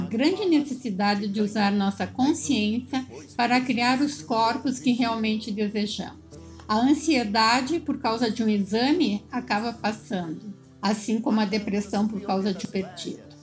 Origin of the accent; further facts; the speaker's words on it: Curitiba, Paraná, Brazil; now in São Paulo, Brazil; Eu moro em São Paulo, mas eu não sou paulista, nem paulistana. Eu sou da terra do Onassi, da Denise e do Andrei. Eu sou curitibana